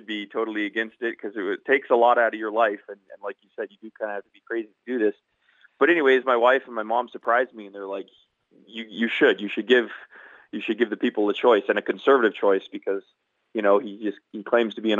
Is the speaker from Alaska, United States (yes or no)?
yes; Nenana, Alaska, United States; I am from Nenana, and which is about 45 minutes on the Parks Highway south of Fairbanks